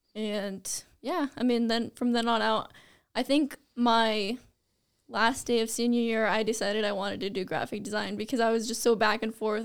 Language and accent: English; Vinson, Iowa, United States; also born or lived in Fort Dodge, Iowa; I am from the small town of Vinson, Iowa